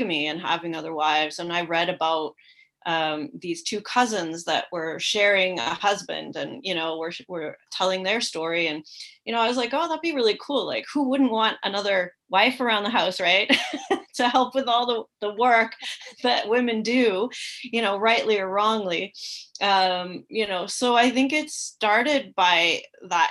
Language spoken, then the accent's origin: English; Canada; moved away as an adult; also born or lived in Morocco; I was raised in Canada